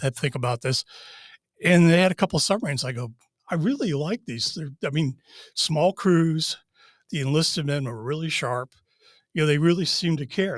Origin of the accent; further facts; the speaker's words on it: Wellesley, Massachusetts, United States; moved away as an adult; now in Charlottesville, United States; I grew up in Wellesley, Massachusetts